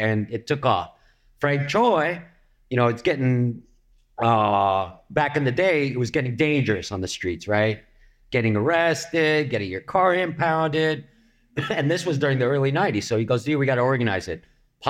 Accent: Philippines; I am Filipino, but I got a German last name.

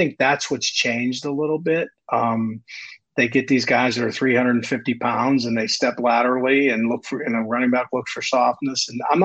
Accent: Beaver County, Western Pennsylvania, United States; the area I grew up with in Beaver County, Western Pennsylvania

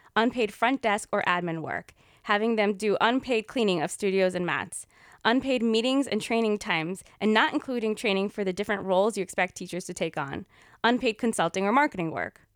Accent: United States; We're two Indian American yoga teachers

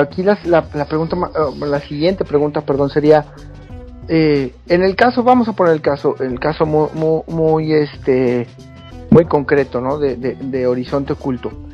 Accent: Mexico; nosotros como mexicanos

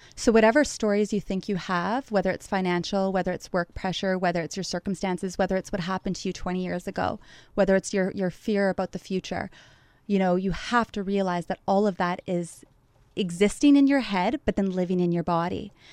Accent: Thunder Bay, Ontario, Canada; moved away as an adult; now in Montreal, Canada; I love my hometown

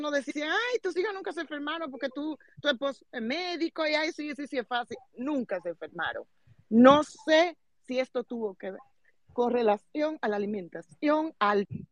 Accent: Salcedo, Hermanas Mirabal, Dominican Republic; yo soy de la provincia de Hermanas ah, específicamente de Salcedo

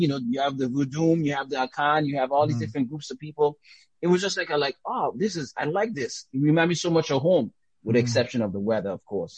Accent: U.S. Virgin Islands; accent: Caribbean; also born or lived in Dominica; now in United States; Grew up in St. Thomas

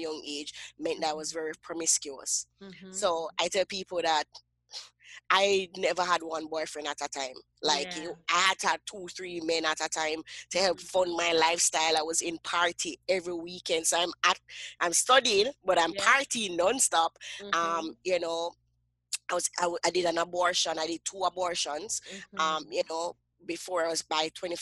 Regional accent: Kingston, Jamaica; I grew up in Kingston, Jamaica, and I grew up in what we call the inner city, you know, the ghetto of Kingston, Jamaica.

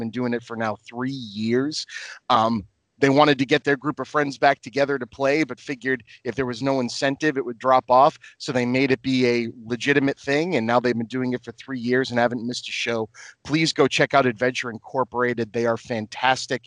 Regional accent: Lynn, Massachusetts, United States; My Spanish is totally from growing up in Lynn, which is one of the most diverse

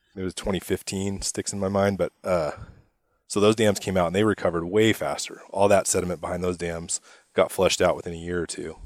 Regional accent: Spokane, Washington, United States; I grew up in Spokane, uh, you know, care a lot about Eastern Washington.

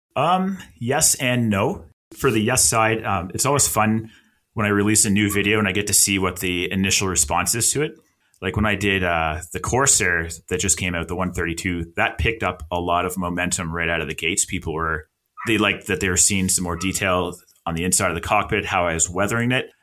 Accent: Halifax, Nova Scotia, Canada; moved away as an adult; now in Alberta, Canada; I'm from Halifax, Nova Scotia, which is on the East Coast of Canada. That's where I spent most of my life. And I've moved to Alberta

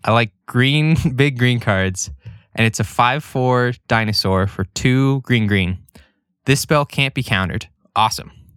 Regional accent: Idaho Falls, Idaho, United States; where we grew up in Idaho Falls.

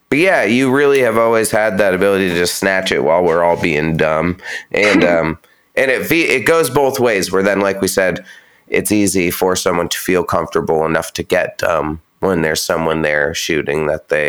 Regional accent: Pacific Northwest, United States; i'm from you know, in the the Northwest, but I'm not from Seattle.

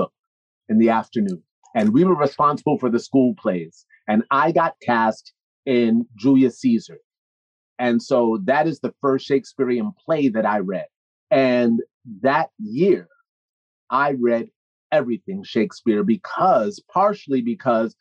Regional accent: Newburgh, New York, United States; also born or lived in Brooklyn; I grew up in Newburgh

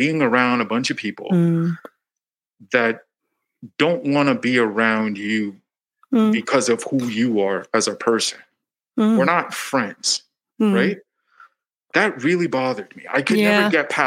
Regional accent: Canada; I'm Canadian

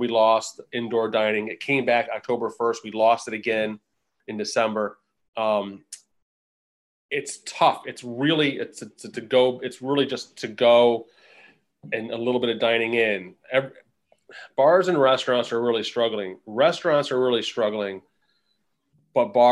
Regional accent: Oswego County, upstate New York, United States; moved away as an adult; now in New York City, United States; I'm originally from upstate as well. I grew up about an hour north of Syracuse near in Oswego County.

